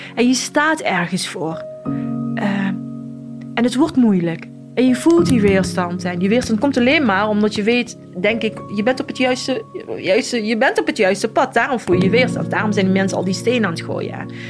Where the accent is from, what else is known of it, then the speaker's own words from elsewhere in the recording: Morocco; also born or lived in Casablanca; now in Netherlands; ik ben opgegroeid in Marokko. opgevoed door mijn oma en tantes en ooms van mijn vader